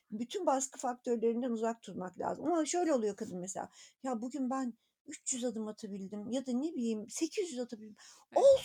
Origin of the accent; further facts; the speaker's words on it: Anatolia, Turkey; born there; annem babam öğretmen, Anadolu'nun bir köyünde doğdum. Oradan oradan buraya gelene kadarki yolculuğumu düşünüyorum.